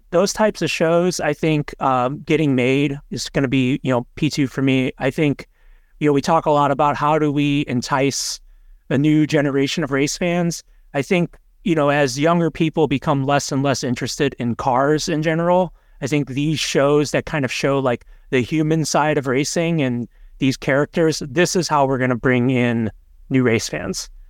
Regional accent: Indiana, United States; as a Hoosier

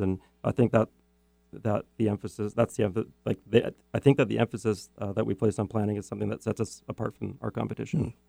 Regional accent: Richmond, British Columbia, Canada; I grew up in um, a city called Richmond, British Columbia

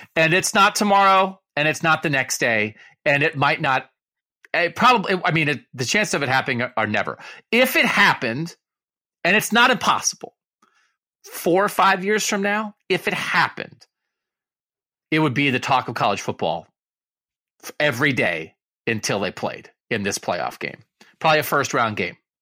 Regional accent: Pennsylvania, United States; I was growing up in Pennsylvania in the eighties

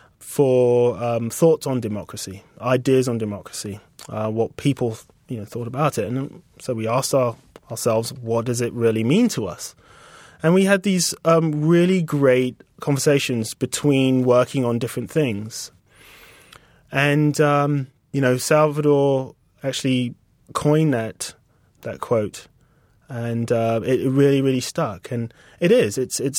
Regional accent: United Kingdom; accent: British; And she looked at us both, like, in amazement that we came from Mars with, like, these British accents.

